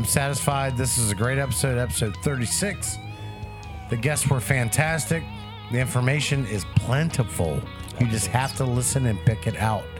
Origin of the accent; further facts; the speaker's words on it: Accokeek, Maryland, United States; Well, thank you for mentioning Akeekik. That's my hometown, buddy.